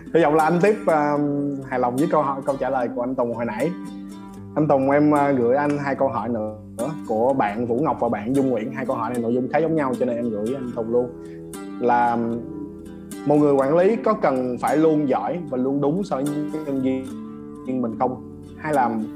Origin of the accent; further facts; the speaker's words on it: Vietnam; mình là người Việt Nam mình là người châu Á nè